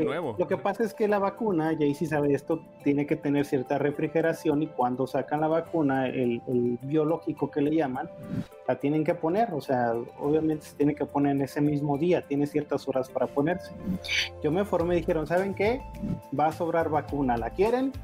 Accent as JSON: {"language": "Spanish", "town": "Tijuana", "region": "Baja California", "country": "Mexico", "moved": "as an adult", "lives_now": "Mexico City, Mexico", "said": "yo soy de Tijuana"}